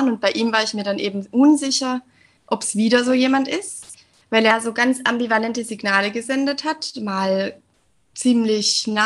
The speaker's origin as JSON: {"language": "German", "region": "Southern Germany", "country": "Germany", "said": "ich bin 29 Jahre alt, ich komme aus dem Süden von Deutschland und ich bin Lehrerin."}